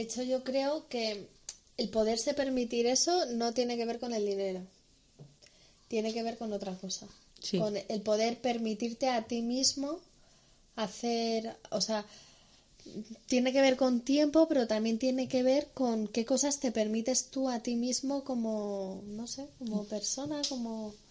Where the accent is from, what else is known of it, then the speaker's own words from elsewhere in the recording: Madrid, Community of Madrid, Spain; Somos dos chicas madrileñas